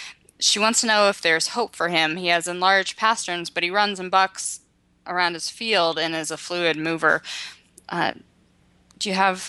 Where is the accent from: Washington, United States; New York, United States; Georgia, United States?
Washington, United States; moved away; I'm originally from Washington